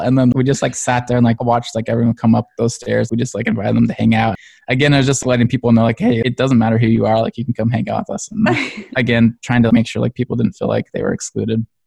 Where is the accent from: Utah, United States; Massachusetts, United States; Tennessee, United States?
Utah, United States; Springville; I grew up in Springville, Utah, kind of a smaller town